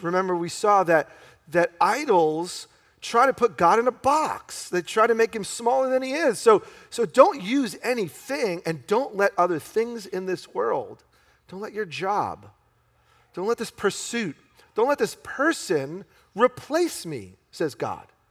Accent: New York, United States; I grew up in New York in a very Jewish community

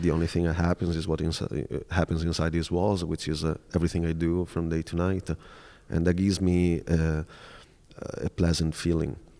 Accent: Veneto, Italy; moved away as an adult; also born or lived in Milan, Italy / New York City, United States; I'll just look, uh, nearby my hometown.

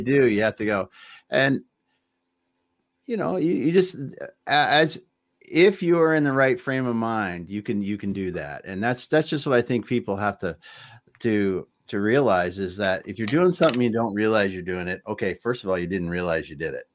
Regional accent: Midwest, United States; I grew up in the Midwest

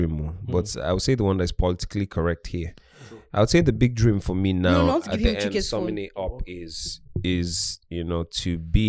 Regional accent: Anambra, Nigeria; Anambra State.

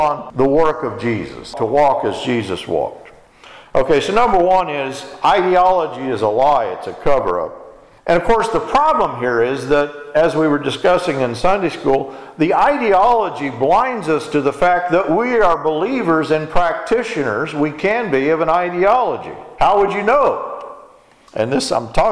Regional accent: Texas, United States; when I was growing up in Texas

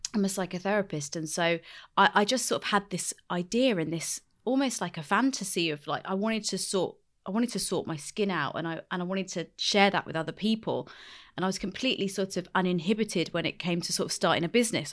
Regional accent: London, United Kingdom; I grew up in West London

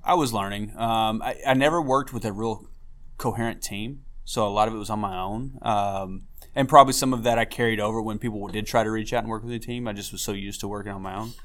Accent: McKinney, Texas, United States; my hometown of McKinney

